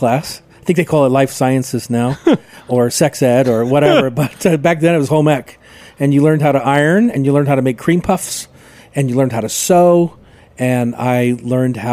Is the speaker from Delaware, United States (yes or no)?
yes; Newark, Delaware, United States; moved away as an adult; also born or lived in Bainbridge Island; now in Seattle, United States; I was from Newark, Delaware, got in my car, finished high school